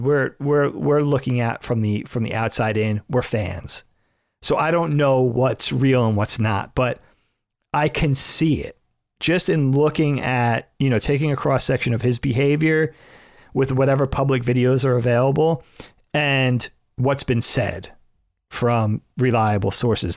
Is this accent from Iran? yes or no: no; Northeast, United States; we're from the Northeast, you know, everything's kinda civilized and populated